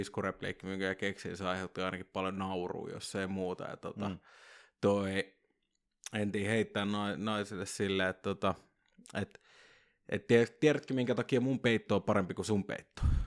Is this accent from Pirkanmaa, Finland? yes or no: no; Vantaa, Uusimaa, Finland; mä oon Korsasta